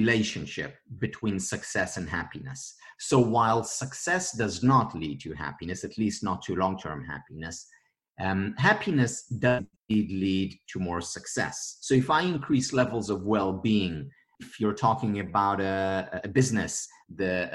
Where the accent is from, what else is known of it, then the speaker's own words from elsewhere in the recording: Israel; I'm from Israel.